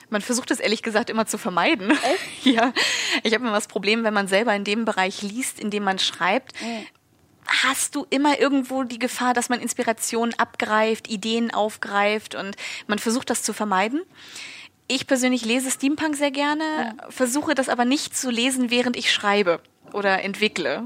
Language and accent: German; Schleswig-Holstein, Germany; ich komme aus Schleswig-Holstein